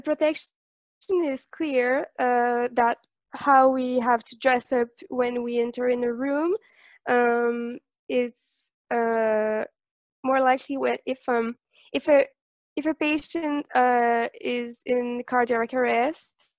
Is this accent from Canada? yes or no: yes; Montreal, Quebec, Canada; I'm from Montreal.